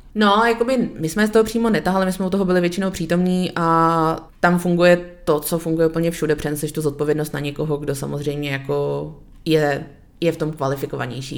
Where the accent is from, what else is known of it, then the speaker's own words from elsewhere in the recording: Czechia; celý oddělení je vlastně složený z Čechů, protože jsme experti